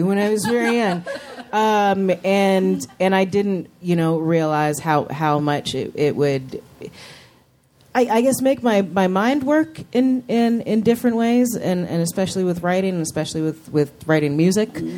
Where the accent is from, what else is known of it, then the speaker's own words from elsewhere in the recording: New York City, New York, United States; we grew up in Chelsea in New York and in the 80s